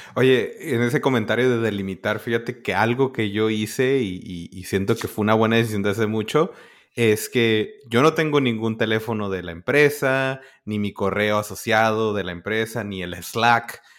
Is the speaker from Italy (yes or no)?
no; northern border, Mexico; now in United States; Y yo de la frontera.